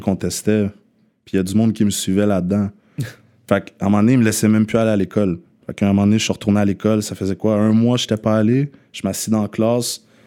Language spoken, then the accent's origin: French; Longueuil, Quebec, Canada; je ne sors pas d'une réserve, je sors de Longueuil